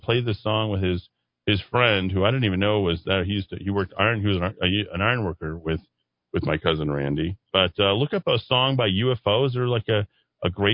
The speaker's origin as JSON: {"language": "English", "town": "Albuquerque", "region": "New Mexico", "country": "United States", "tie": "born or raised there", "said": "growing up in Albuquerque"}